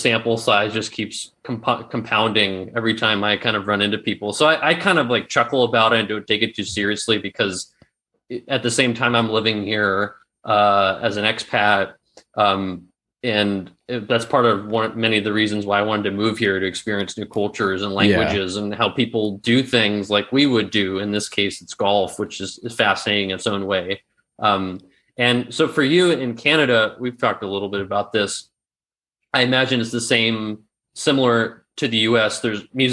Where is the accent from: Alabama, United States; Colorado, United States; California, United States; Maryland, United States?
California, United States; San Francisco; moved away as an adult; also born or lived in Arizona; now in Berlin, Germany; I grew up in Northern California in the SF Bay Area.